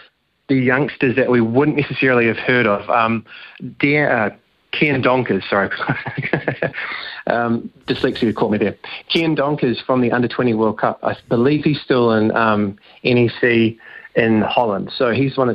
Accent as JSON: {"language": "English", "country": "New Zealand", "said": "as a Kiwi"}